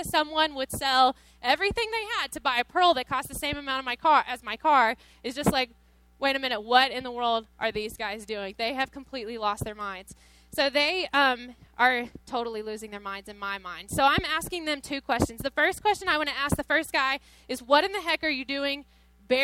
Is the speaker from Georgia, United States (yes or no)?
yes; Cave Spring, Georgia, United States; moved away as an adult; also born or lived in Tennessee; now in Las Vegas, United States; I'm from Georgia originally. So I grew up for 18 years in Georgia, really, really small town